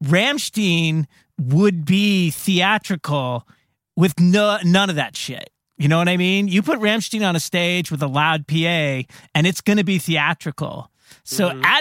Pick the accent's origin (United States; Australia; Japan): Australia; especially being an Australian where yeah, they are going to bust your fucking balls down there about that.